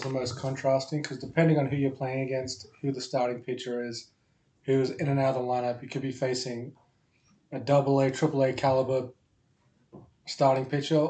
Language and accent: English; Sydney, New South Wales, Australia; I'm from Sydney, Australia.